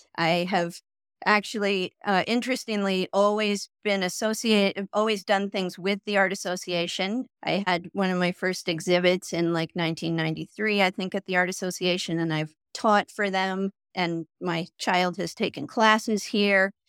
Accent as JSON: {"language": "English", "region": "New Hampshire", "country": "United States", "tie": "born or raised there", "also_born_or_lived": "Putney, Vermont / Brattleboro, Vermont / New York / Portland, Oregon", "moved": "as an adult", "lives_now": "Jackson Hole, United States", "said": "moved across the Connecticut River t, into New Hampshire and grew up there"}